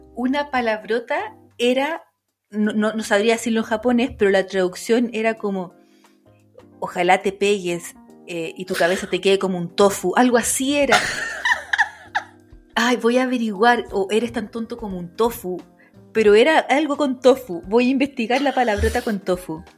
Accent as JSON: {"language": "Spanish", "country": "Chile", "accent": "Chilean"}